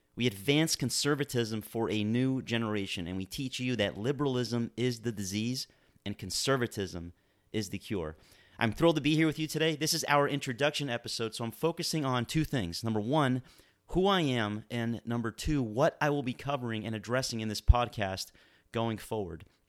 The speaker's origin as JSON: {"language": "English", "town": "Miami", "region": "Florida", "country": "United States", "tie": "born or raised there", "moved": "yes", "lives_now": "Manchester, New Hampshire, United States", "said": "I was born and raised in Miami, Florida"}